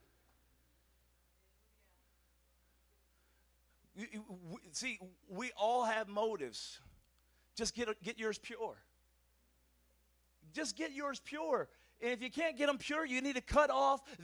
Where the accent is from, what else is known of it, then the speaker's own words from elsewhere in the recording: United States; I'm American